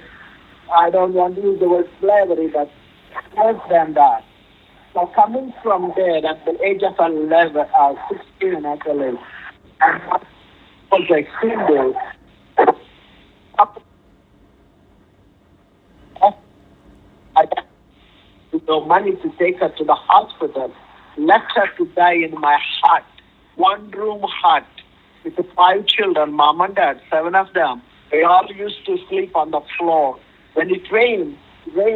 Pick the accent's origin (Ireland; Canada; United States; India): India; moved away; I'm from India